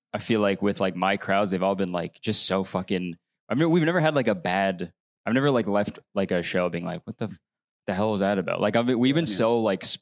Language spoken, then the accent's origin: English; Canada; I'm Canadian